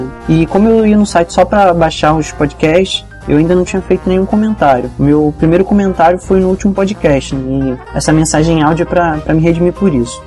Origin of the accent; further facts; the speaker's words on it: Nova Iguaçu, Rio de Janeiro, Brazil; moved away as an adult; now in Niterói, Brazil; eu tô morando aqui em Niterói por causa da faculdade, né? mas eu sou de Nova Iguaçu